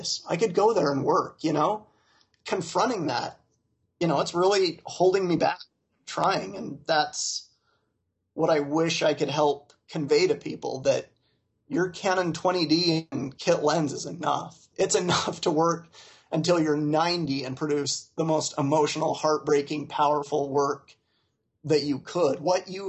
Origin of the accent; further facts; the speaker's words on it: Utah, United States; I grew up in Utah County, Utah